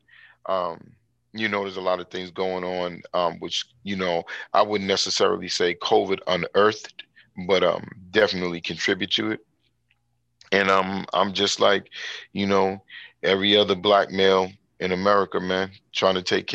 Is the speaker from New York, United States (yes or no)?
yes; New York City, New York, United States; I was born in Brooklyn, New York. I was born in the East New York section of Brooklyn.